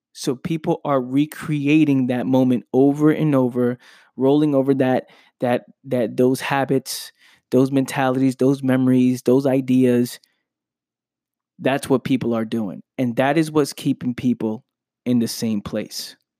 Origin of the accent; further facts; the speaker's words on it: New York City, New York, United States; I'm from the Bronx, New York. I grew up in Pelham Parkway, Bronx, New York